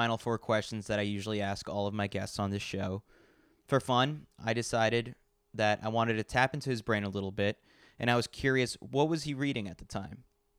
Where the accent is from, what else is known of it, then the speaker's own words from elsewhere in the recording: New York City, New York, United States; you know that I'm a New Yorker through and through. I need skyscrapers. I need the big lights.